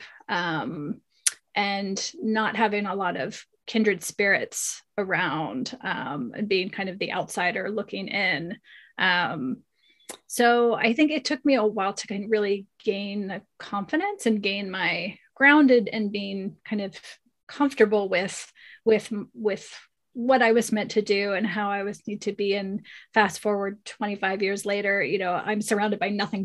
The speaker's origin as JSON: {"language": "English", "region": "Pennsylvania", "country": "United States", "tie": "born or raised there", "also_born_or_lived": "California", "moved": "as an adult", "said": "I grew up in Pennsylvania"}